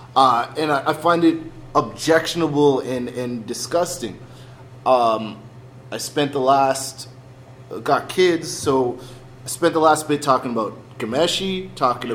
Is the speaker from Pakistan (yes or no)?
no; Mississauga, Ontario, Canada; we're from a school uh, in, in, in Canada, in Toronto, in, in Mississauga